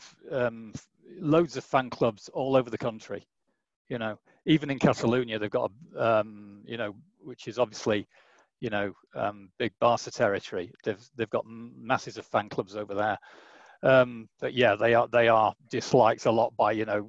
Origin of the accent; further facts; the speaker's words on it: Macclesfield, North West England, United Kingdom; moved away as an adult; now in Madrid, Spain; originally, I'm from Macclesfield